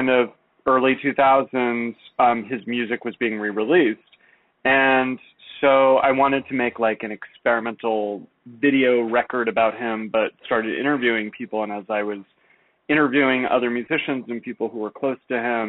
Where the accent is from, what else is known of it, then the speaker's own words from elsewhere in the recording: San Jose, California, United States; I grew up in San Jose, California